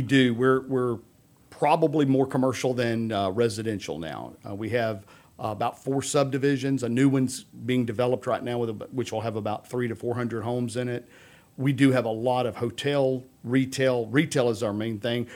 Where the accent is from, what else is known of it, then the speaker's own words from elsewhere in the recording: Humble, Texas, United States; I grew up in Humble.